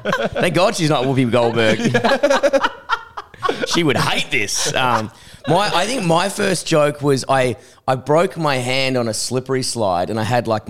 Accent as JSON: {"language": "English", "town": "Perth", "region": "Western Australia", "country": "Australia", "said": "I'm from Perth?"}